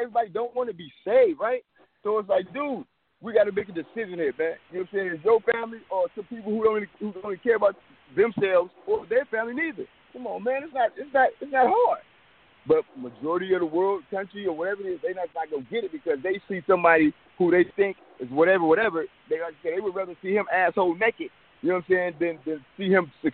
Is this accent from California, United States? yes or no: yes; Richmond, California, United States; I'm really from Richmond